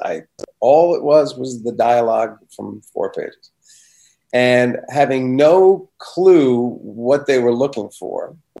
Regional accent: New Jersey, United States; also born or lived in Maplewood, New Jersey / Livingston, New Jersey; I moved from Maplewood, New Jersey, to Livingston, New Jersey right after I finished elementary school

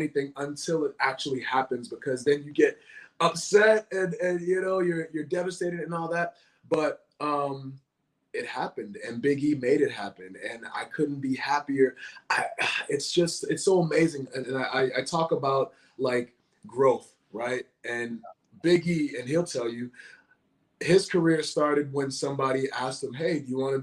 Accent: Boston, Massachusetts, United States; born or raised there

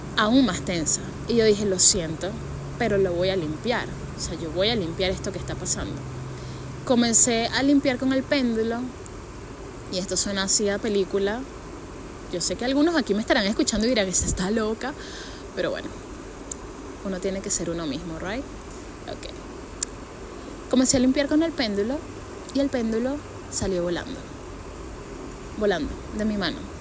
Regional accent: San Antonio de los Altos, Miranda, Venezuela; yo soy de San Antonio de los Altos

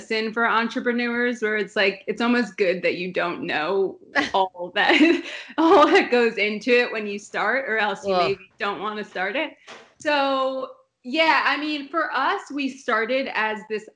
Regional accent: New Jersey, United States; moved away as an adult; also born or lived in Los Angeles; I grew up in Jersey

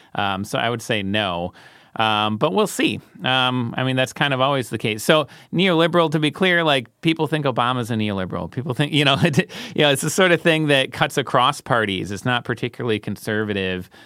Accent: United States; as an American

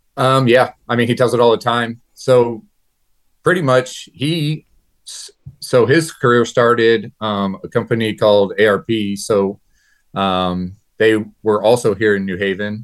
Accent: New Haven, Missouri, United States; I'm from New Haven, Missouri, born and raised here

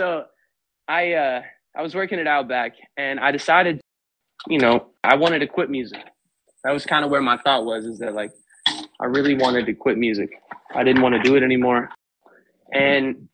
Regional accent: Florida, United States; also born or lived in Missouri; I'm from Florida. So like … is a Florida legend. Like I was raised in Florida, born in Missouri.

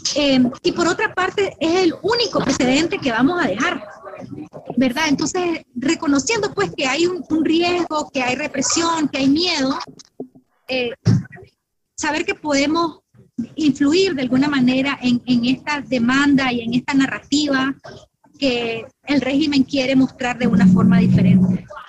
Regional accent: Nicaragua; now in United States; soy nicaragüense

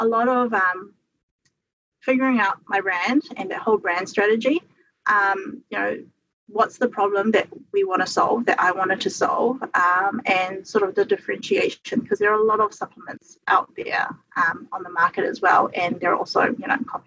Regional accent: New Zealand; I'm a New Zealander and we're in New Zealand

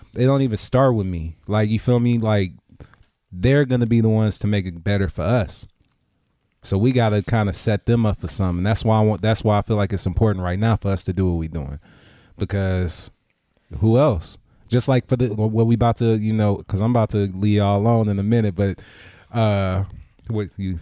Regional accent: Richmond, United States; when I grew up in Richmond, it was predominantly black.

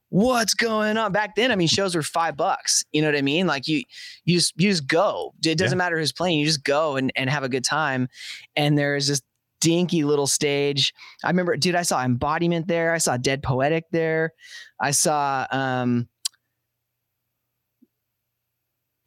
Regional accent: Portland, United States; I grew up playing shows in Portland

